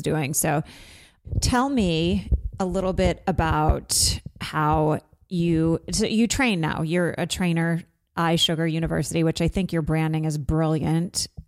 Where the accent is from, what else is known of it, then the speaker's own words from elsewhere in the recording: Vermont, United States; I'm from Vermont.